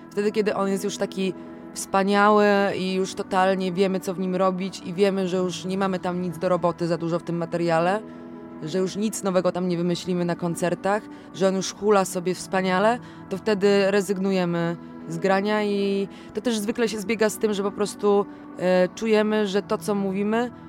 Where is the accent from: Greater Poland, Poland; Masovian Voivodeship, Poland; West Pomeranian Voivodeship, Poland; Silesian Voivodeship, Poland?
Greater Poland, Poland; Gniezno; jesteśmy z Gniezna, żyjemy w Gnieźnie, mieszkamy w bloku na samej górze